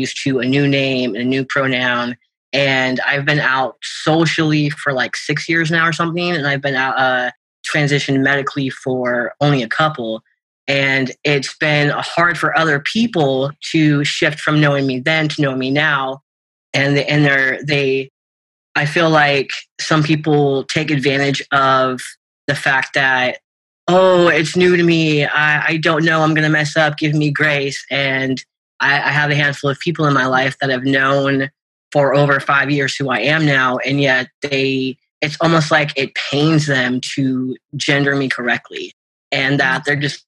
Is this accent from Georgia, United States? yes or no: no; Washington, United States; I grew up in Washington. I grew up about half an hour south of Seattle.